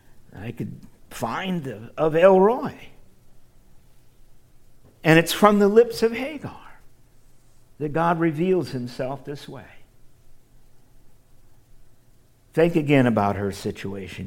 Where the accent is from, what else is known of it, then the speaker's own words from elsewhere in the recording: Midwest, United States; I grew up in the Midwest